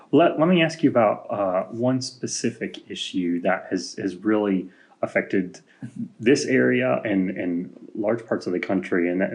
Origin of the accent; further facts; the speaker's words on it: Illinois, United States; now in Kentucky, United States; growing up in Illinois, we had this a little bit, but I noticed it more so, and it may just be me being an outsider here in Kentucky.